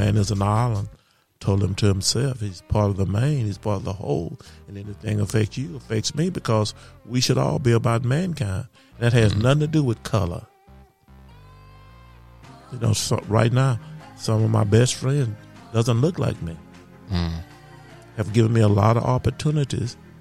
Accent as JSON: {"language": "English", "town": "Magnolia", "region": "Texas", "country": "United States", "tie": "born or raised there", "said": "my hometown of Magnolia, Texas"}